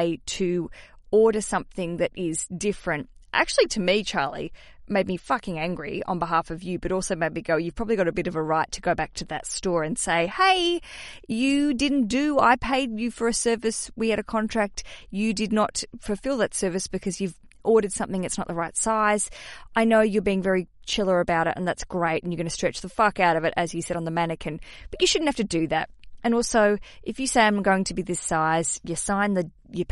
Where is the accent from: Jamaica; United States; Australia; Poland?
Australia; accent: Australian; my Australian accent